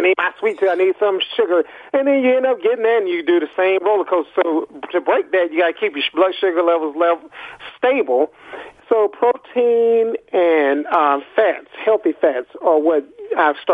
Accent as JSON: {"language": "English", "town": "Athens", "region": "Georgia", "country": "United States", "said": "I'm from Athens, Georgia"}